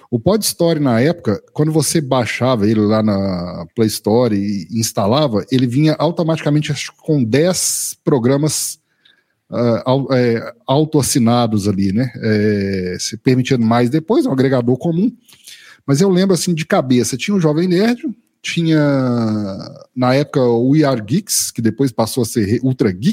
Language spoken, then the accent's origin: Portuguese; Minas Gerais, Brazil; mineiro do interior de Minas aqui, eu nunca saí de Minas a não ser a passeio, né, sempre morei aqui em Minas.